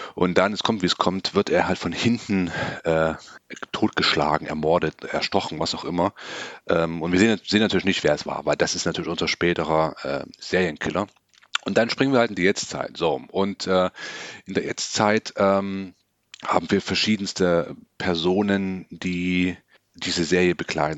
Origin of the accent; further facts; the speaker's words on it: Germany; bei uns in Deutschland